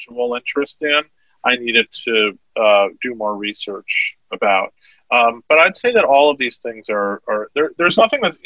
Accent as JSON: {"language": "English", "town": "New York City", "region": "New York", "country": "United States", "tie": "born or raised there", "said": "I grew up in Manhattan"}